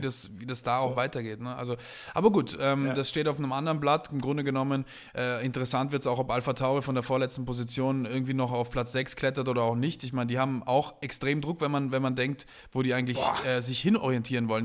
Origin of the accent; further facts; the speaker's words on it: South Tyrol, Trentino-Alto Adige, Italy; ich bin ja ursprünglich Italiener, äh, und äh, habe quasi meine Jugend äh, schon in, zwar in Südtirol verbracht